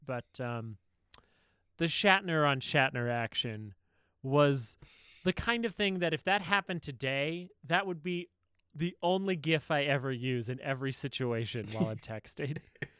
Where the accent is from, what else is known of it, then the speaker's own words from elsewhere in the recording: Georgia, United States; I'm cold as shit out here. I'm from Georgia. I don't know how to handle this.